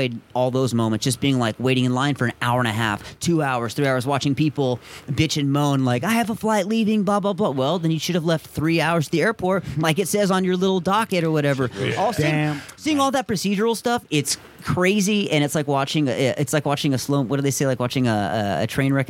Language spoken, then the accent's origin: English; Tucson, Arizona, United States; growing up in Tucson on the West Side